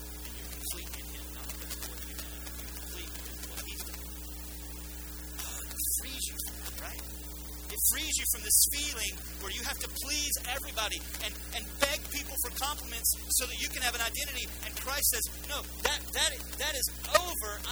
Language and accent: English; United States; we're Western and we're American